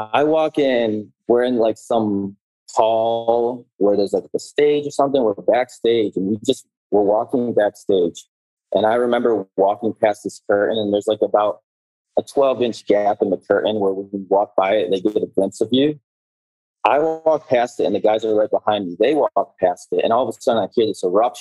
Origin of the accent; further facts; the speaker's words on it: Detroit, Michigan, United States; I grew up in Detroit, Michigan